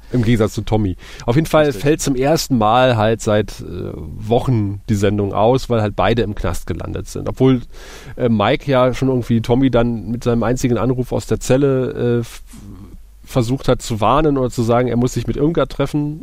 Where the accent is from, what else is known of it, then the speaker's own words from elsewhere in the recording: Eifel, Germany; bei uns in der Eifel